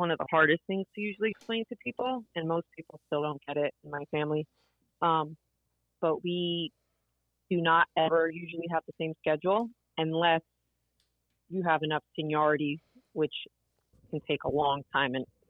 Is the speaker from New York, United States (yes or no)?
no; Newark, New Jersey, United States; first language Portuguese; English is a second language; I was actually raised in Newark, New Jersey, which many times does not really get a good reputation. I'm sorry. So, but it's actually a very small community called the Ironbound section